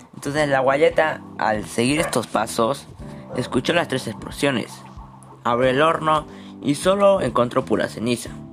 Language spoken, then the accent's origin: Spanish; Moquegua, Peru; soy de Moquegua